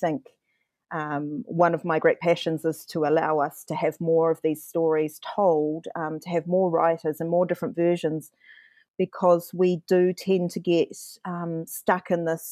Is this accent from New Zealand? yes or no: yes; New Zealand; I'm indigenous to Aotearoa and I can name a lot of home places here